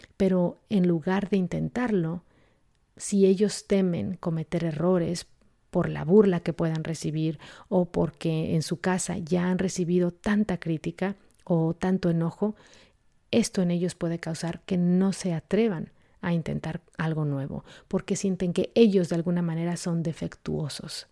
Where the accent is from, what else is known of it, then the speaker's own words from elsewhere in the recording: Mexico; en la cultura en la que yo crecí, yo soy de México